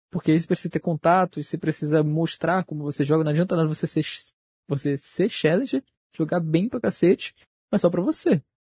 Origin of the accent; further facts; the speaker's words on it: Rio de Janeiro, Brazil; sou do Rio de Janeiro, pô.